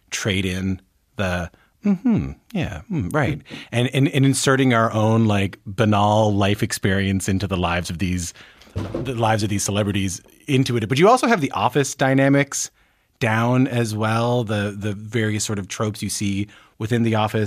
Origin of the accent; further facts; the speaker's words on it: Newfoundland and Labrador, Canada; I'm from Newfoundland, so I have an accent